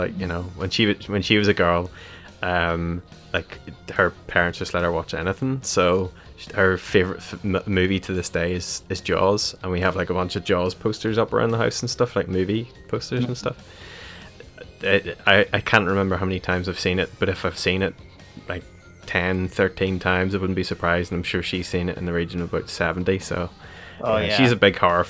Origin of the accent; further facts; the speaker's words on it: London, United Kingdom; now in Northern Ireland, United Kingdom; So I grew up in London. My family are all from, you know, Ireland. And that was the year we moved back to Northern Ireland.